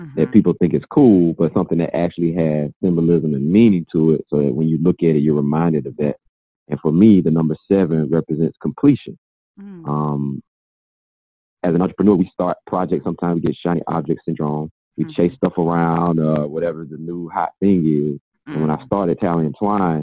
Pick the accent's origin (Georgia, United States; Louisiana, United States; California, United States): Georgia, United States; now in Virginia, United States; I'm originally from Georgia.